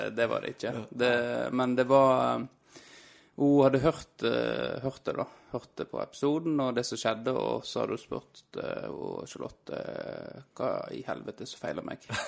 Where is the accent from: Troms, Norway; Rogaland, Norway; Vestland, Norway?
Vestland, Norway; Florø; now in Havrenes, Norway; jeg er jo fra Krokane